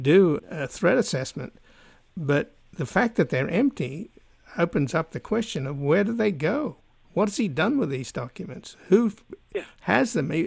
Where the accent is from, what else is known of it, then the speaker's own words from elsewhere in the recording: Australia; now in United States; I'm come from Australia